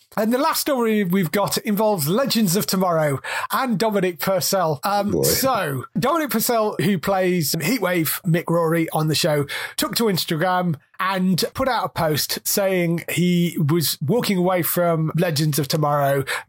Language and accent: English; Australia; I use cuss words because I do, and I'm Australian, and it's who I am.